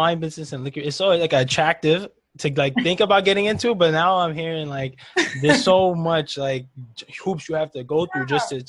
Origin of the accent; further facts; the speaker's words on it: New York, United States; obviously I'm from New York